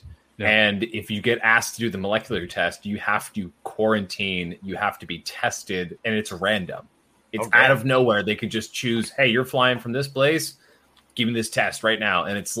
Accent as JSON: {"language": "English", "region": "Ontario", "country": "Canada", "said": "I, as a Canadian, fully vaxxed and everything, cannot cross the border that is 10 minutes from my house."}